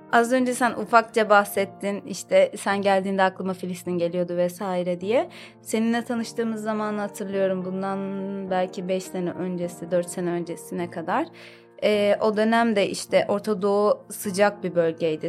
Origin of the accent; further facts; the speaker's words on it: Istanbul, Turkey; Doğuma büyüme İstanbulluyum. Aslen Vanlıyım.